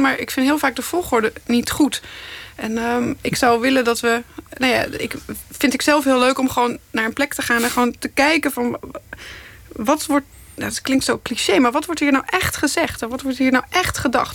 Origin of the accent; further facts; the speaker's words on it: Krabbendijke, Zeeland, Netherlands; Ik kom uit Zeeland, uit Krabbedijken